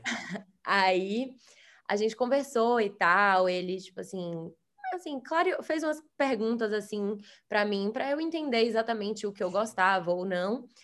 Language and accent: Portuguese; Salvador, Bahia, Brazil; moved away as an adult; also born or lived in United States; nós dois somos de Salvador, e é, eu fui morar nos Estados Unidos para fazer faculdade lá